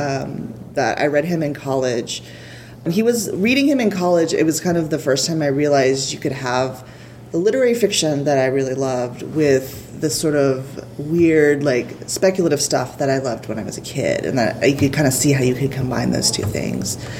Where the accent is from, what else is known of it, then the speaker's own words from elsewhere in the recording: Houston, Texas, United States; I'm from Houston